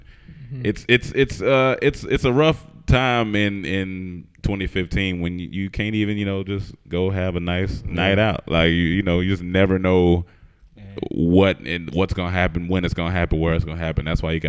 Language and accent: English; Heidelberg, Baden-Württemberg, Germany; born there; What up from Germany? What up? I was born in Heidelberg.